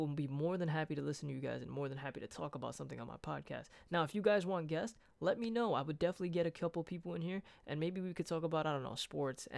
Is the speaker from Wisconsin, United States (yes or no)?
no; Brooklyn, New York, United States; moved away; I'm from Brooklyn